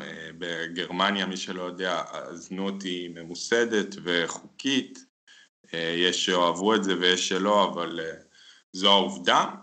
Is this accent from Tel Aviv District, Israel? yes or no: yes; Tel Aviv, Tel Aviv District, Israel; moved away as an adult; now in Berlin, Germany; לכדורגל הגעתי כמו רוב הילדים ב- בישראל, דרך uh, המשפחה, אבא שלי, אה, אוהדי הפועל, מגיל צעיר uh, לקחו אותי לבלומפילד